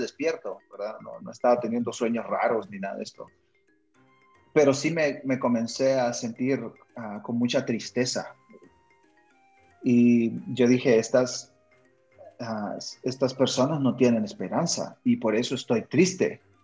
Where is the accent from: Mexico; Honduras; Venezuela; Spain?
Honduras; moved away as an adult; also born or lived in Argentina / Texas, United States; now in Guatemala; Yo nací en Guatemala, donde vivo actualmente, Ah, crecí en Honduras, mis padres ambos son hondureños